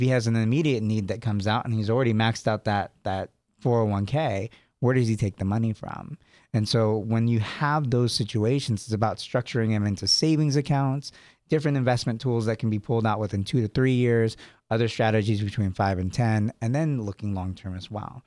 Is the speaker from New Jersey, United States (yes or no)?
no; San Jose, California, United States; also born or lived in Sacramento; I was born in San Jose, lived in Sacramento for a while